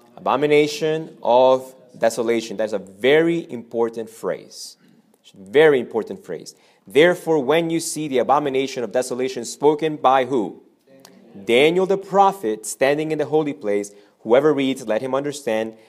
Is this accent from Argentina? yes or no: yes; Argentina; I'm from Argentina.